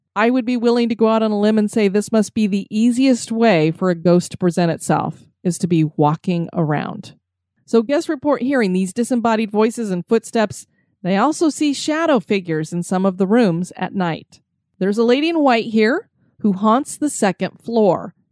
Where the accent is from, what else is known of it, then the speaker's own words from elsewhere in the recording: Florida, United States; I'm from Florida